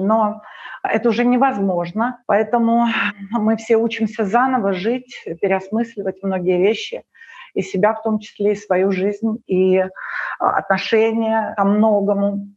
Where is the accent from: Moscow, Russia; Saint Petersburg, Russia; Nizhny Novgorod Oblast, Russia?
Moscow, Russia; also born or lived in Ukraine; now in Greece; когда я приехала в Москву, мне было восемь лет